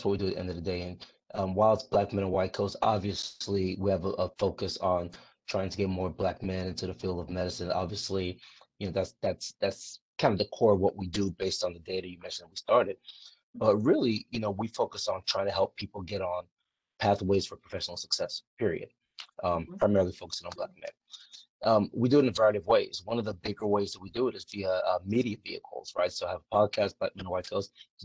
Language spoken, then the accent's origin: English; League City, Texas, United States; I grew up outside of Houston, Texas, a place called League City, Texas, right literally on the outskirts of Houston